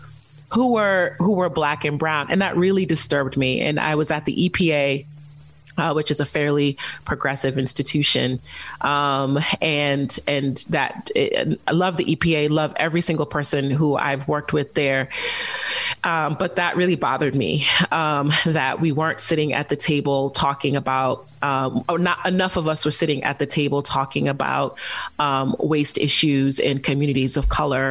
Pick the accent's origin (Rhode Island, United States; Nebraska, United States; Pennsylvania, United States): Rhode Island, United States; I am Nigerian, and I am Yoruba, and I'm from the great old state of Rhode Island.